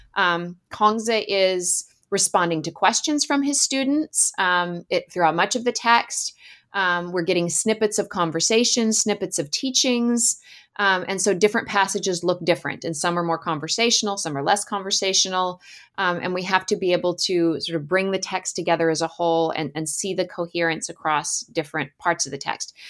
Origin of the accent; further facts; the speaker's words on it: Alaska, United States; I grew up in Alaska and spent a lot of time playing in the woods in the summers